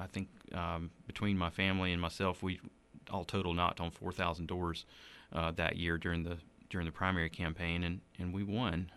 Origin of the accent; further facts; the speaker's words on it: Donalds, South Carolina, United States; also born or lived in Anderson, South Carolina / Townville, South Carolina; I grew up in rural Donald, South Carolina, where he pastored for the, for twelve years.